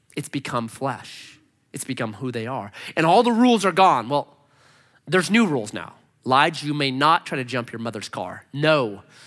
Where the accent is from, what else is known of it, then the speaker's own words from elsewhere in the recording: United States; We, as a American culture